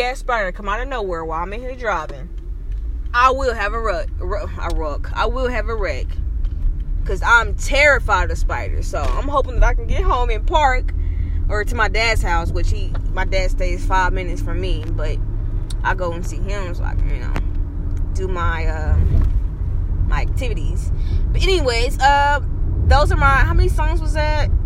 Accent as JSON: {"language": "English", "town": "Kansas City", "region": "Kansas", "country": "United States", "tie": "born or raised there", "said": "I was born and raised in Kansas City, Kansas"}